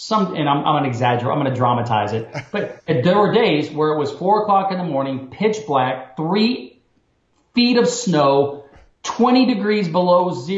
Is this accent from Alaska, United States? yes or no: yes; Alaska, United States; And growing up there, you kind of take it for granted.